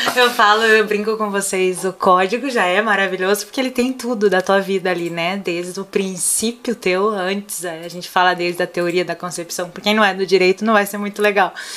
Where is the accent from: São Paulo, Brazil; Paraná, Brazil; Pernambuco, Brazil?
Paraná, Brazil; accent: Paraná